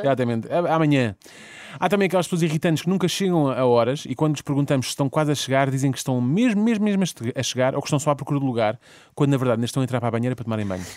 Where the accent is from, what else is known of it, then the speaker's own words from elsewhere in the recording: Portugal; nós também somos, somos portugueses